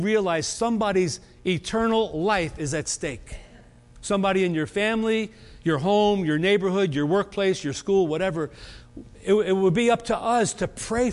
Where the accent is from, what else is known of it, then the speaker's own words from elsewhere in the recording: United States; I was born in America.